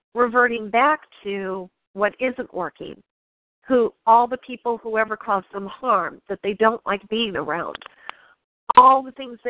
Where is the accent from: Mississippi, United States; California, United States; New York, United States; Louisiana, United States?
New York, United States; I'm from New York